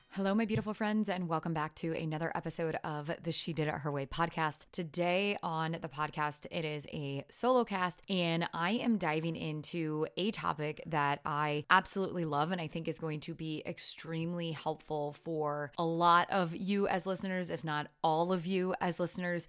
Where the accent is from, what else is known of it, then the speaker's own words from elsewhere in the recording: Iowa, United States; accent: Iowan; my Iowan accent